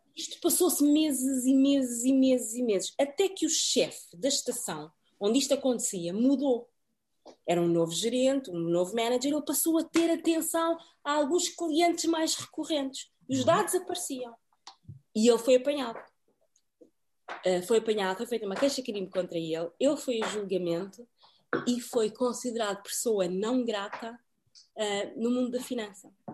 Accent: Portugal; moved away as an adult; also born or lived in Cape Verde; now in United Kingdom; eu sou portuguesa também, não é? De origem cabo-verdiana

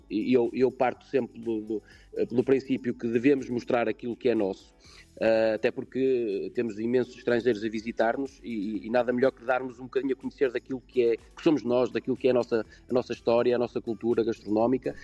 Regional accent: Portugal; aquilo que somos nós como portugueses

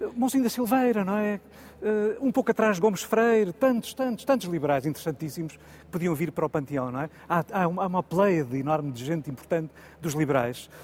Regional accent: Portugal; sinto como português, como português comum

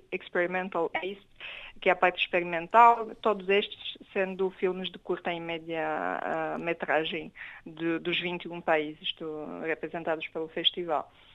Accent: Romania; moved away; eu sou romeno

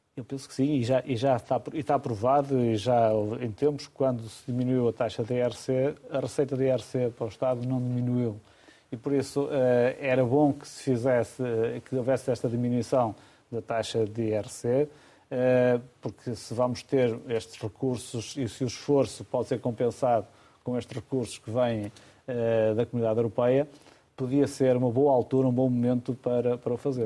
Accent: Amarante, Norte, Portugal; Amarante é a minha terra

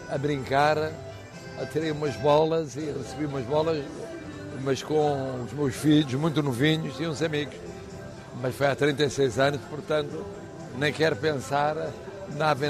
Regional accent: Madeira, Portugal; Para mim, sou madeirense, português, eu tenho o orgulho de ser português

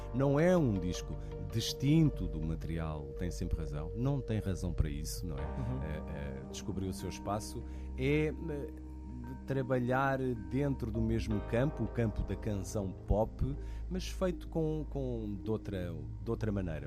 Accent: Portugal; nós, acima de tudo, como portugueses

